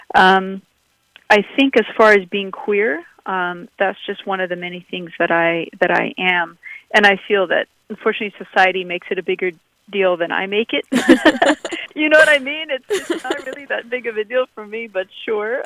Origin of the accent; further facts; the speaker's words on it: Abu Dhabi, United Arab Emirates; also born or lived in San Francisco; now in Los Angeles, United States; I grew up in the deserts of Abu Dhabi